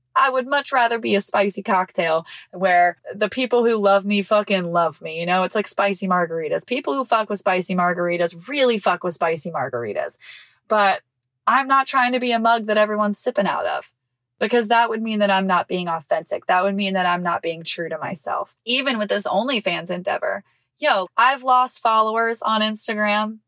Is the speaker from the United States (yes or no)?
yes; Mississippi, United States; moved away; my hometown in Mississippi